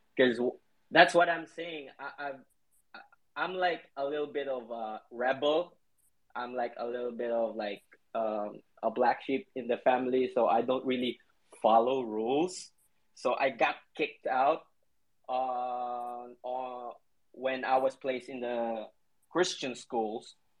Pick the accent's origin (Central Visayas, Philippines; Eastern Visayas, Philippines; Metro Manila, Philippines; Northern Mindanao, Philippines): Central Visayas, Philippines; Cebu City; now in Manila, Philippines; I was born in Cebu, it's the central part of um, Philippines